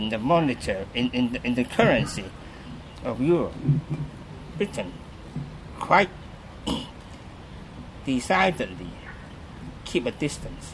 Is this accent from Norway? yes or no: no; Hong Kong; moved away as an adult; also born or lived in Germany / Australia; I was born in Hong Kong. Grew up in Hong Kong.